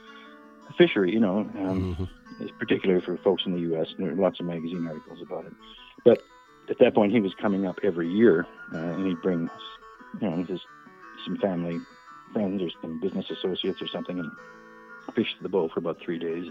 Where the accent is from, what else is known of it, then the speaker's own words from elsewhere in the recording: Edmonton, Alberta, Canada; moved away as an adult; now in Southern Alberta, Canada; I grew up in Edmonton in Alberta